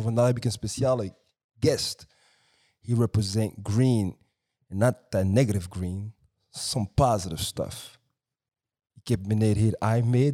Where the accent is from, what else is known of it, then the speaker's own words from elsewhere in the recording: New York, United States; now in Antwerp, Belgium; Ik ben in Brooklyn opgegroeid, Brownsville eerst